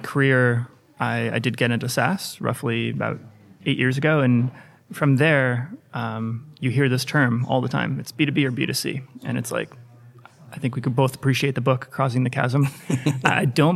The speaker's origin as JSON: {"language": "English", "country": "United States", "also_born_or_lived": "Boston", "said": "So from my accent, you can tell I'm from the US."}